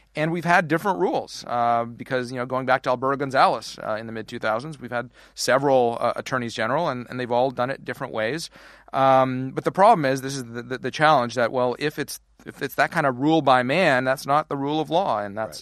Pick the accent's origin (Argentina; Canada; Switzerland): Canada; now in United States; how I'm on the wrong side of the border, how we immigrated to the wrong side of the border